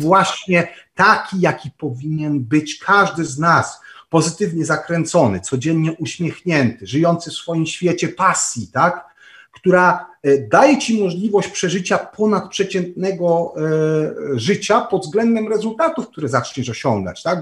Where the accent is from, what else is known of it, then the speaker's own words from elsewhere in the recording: Częstochowa, Silesian Voivodeship, Poland; pochodzę i urodziłem się w Częstochowie